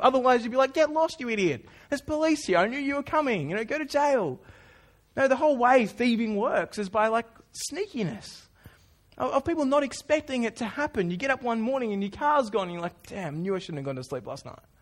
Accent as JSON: {"language": "English", "country": "Australia", "said": "I'm Australian."}